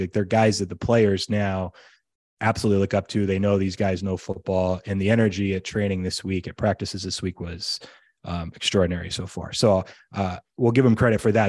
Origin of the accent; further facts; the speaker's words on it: United States; as an American